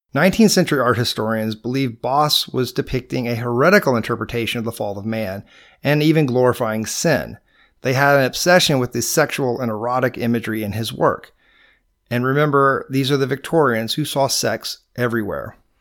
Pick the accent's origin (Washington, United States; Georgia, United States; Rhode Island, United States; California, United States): Georgia, United States; accent: Georgia; my Georgia accent